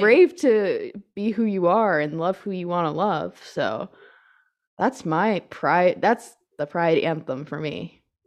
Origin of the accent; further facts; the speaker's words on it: United States; I'm American